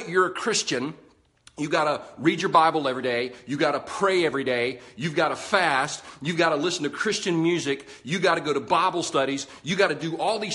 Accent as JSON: {"language": "English", "country": "United States", "said": "I'm an American"}